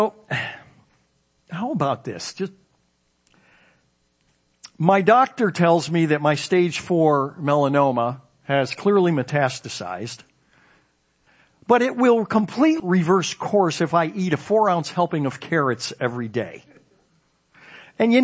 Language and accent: English; suburb of Chicago, Illinois, United States; my children did growing up in the particular suburb of Chicago where we grew up